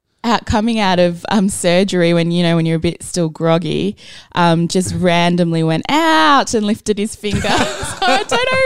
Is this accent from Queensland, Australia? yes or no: no; Melbourne, Victoria, Australia; I grew up in Essendon, so I kind of inherited Essendon, but very kind of on the periphery. Cricket was our thing. We're Indians.